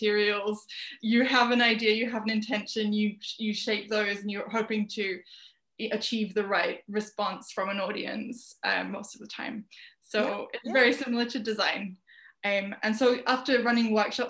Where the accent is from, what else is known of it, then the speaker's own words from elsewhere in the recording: Birmingham, West Midlands, United Kingdom; moved away as an adult; also born or lived in London; I was born in Birmingham, which is a city in the center of England in the UK. It's just like right in the middle, landlocked. And I lived there until I was 18, when I moved to London